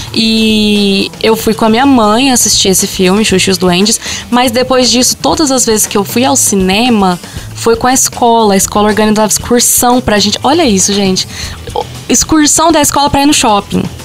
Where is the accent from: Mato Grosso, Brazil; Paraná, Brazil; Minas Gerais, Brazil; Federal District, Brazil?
Minas Gerais, Brazil; Monte Carmelo; also born or lived in Frutal; eu não sou de Frutal, eu sou de Monte Carmelo, a minha cidade mesmo não tem cinema